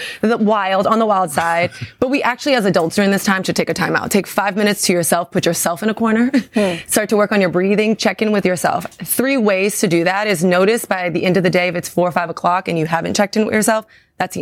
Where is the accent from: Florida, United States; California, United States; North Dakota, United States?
Florida, United States; Miami; I'm from Miami